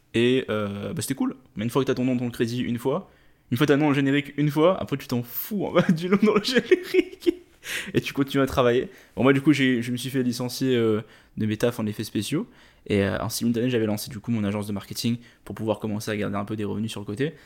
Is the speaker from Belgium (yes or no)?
no; Réunion; moved away as an adult; also born or lived in Quebec; je viens de l'île de la Réunion